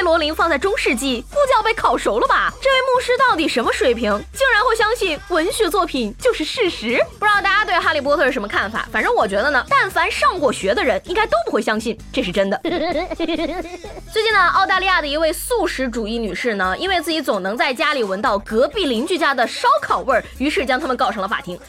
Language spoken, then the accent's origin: Chinese; Shandong, China; 你猜我们山东人到底会不会开挖掘机？